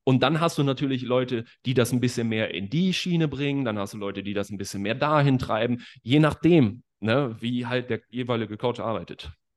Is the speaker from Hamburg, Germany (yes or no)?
no; Bad Oeynhausen, North Rhine-Westphalia, Germany; now in Leipzig, Germany; ich bin aus Bad Oeynhausen.